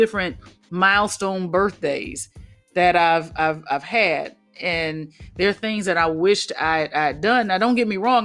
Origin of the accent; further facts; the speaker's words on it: Mobile, Alabama, United States; I'm from Mobile, Alabama.